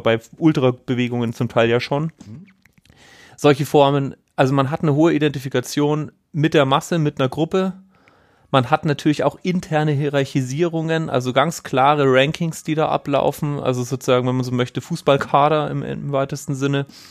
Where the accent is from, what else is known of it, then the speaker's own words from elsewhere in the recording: Bavaria, Germany; ich komme aus Bayern